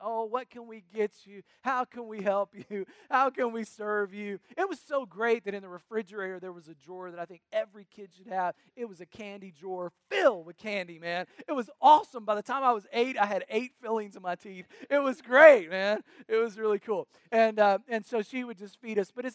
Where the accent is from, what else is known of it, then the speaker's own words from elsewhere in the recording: North Carolina, United States; We grew up in North Carolina next to my mamaw and papaw.